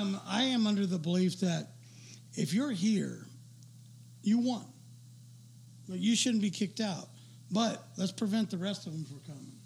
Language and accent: English; United States; I was born in America.